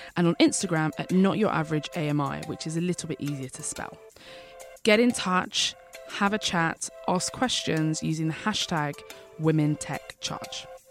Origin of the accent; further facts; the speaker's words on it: London, United Kingdom; I'm a Londoner, I'm an East Londoner actually